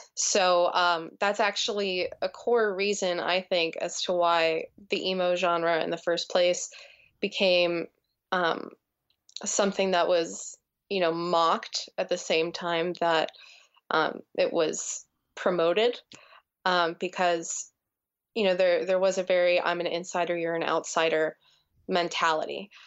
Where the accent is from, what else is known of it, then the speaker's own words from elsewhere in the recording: New Jersey, United States; growing up in New Jersey and what an impact that had on me